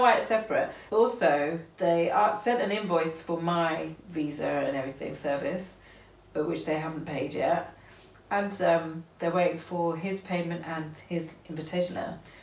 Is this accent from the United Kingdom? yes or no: yes; United Kingdom; we're British